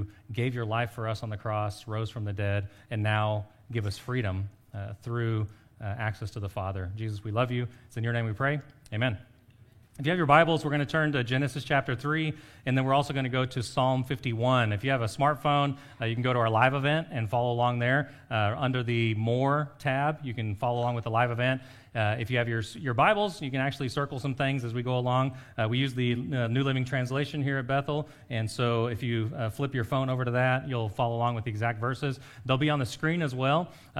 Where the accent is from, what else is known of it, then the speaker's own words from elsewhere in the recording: Costa Rica; When I grew up in Costa Rica, my friends loved scary movies, like the really, really horror ones.